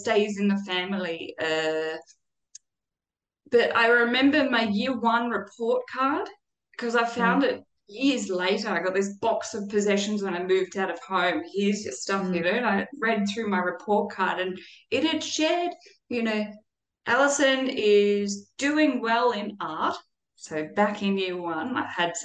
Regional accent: Australia; I was born in Australia

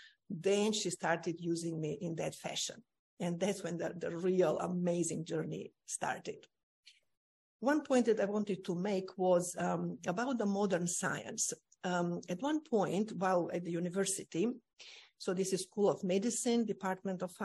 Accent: North Macedonia; I was born in Macedonia, lovely parents, my mom and dad

